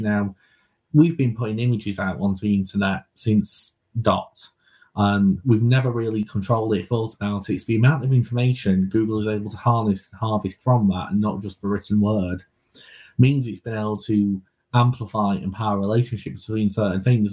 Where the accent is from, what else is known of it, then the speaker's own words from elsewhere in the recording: United Kingdom; we're British